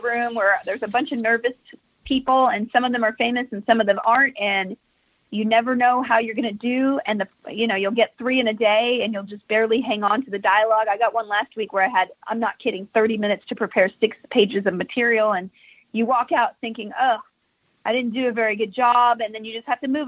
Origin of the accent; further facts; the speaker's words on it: Texas, United States; I'm from Texas.